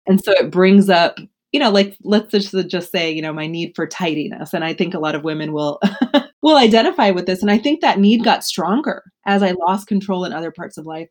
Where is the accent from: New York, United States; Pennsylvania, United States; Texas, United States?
Texas, United States; Houston; moved away as an adult; now in Baltimore, United States; I was born in Houston, raised in Houston